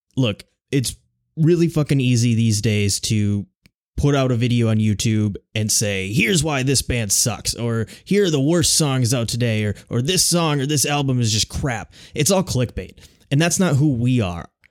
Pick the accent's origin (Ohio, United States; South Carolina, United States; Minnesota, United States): Minnesota, United States; moved away as an adult; now in Chicago, United States; We're both originally from Minnesota